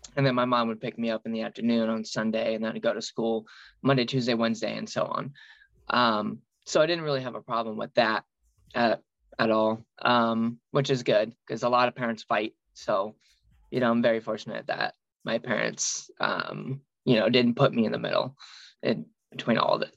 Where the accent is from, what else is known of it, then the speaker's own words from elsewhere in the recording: outside of St. Louis, Illinois, United States; I grew up in Illinois, uh, outside of St. Louis, um, literally over the river